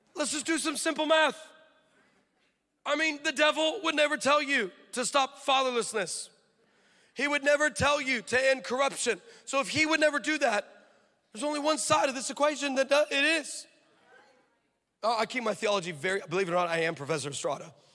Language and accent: English; California, United States; I'm from California.